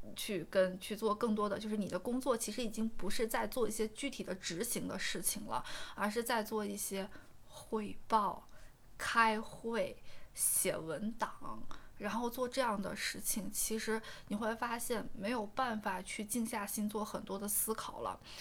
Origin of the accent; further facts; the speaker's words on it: Xi'an, Shaanxi, China; moved away; 我老家西安的